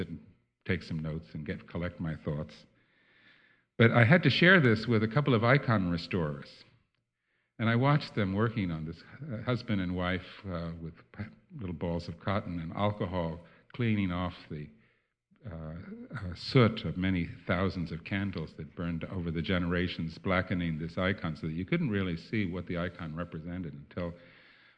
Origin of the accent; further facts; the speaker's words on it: New Jersey, United States; moved away as an adult; also born or lived in Holland; now in Netherlands; when I was growing up in New Jersey